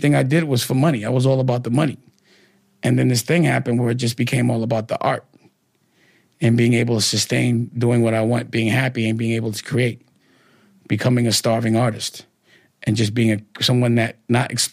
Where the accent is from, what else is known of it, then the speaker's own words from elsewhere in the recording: New York City, New York, United States; I'm from Harlem. It's just a Harlem thing